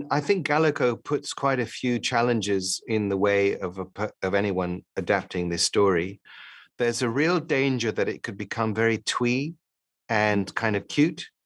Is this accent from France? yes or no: yes; Paris, Île-de-France, France; also born or lived in London, United Kingdom; I grew up partly in Paris and partly in London.